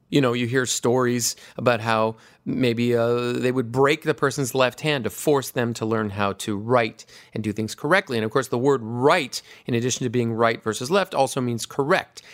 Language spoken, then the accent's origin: English; Hawaii, United States; I grew up in Hawaii.